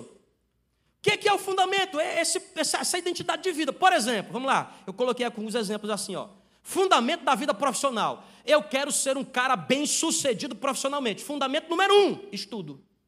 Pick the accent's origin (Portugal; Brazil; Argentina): Brazil; Ceará; Eu sou do Ceará